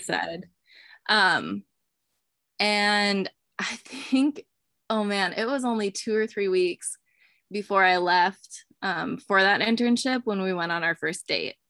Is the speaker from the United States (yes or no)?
yes; Eastern Montana, United States; I was raised in Eastern Montana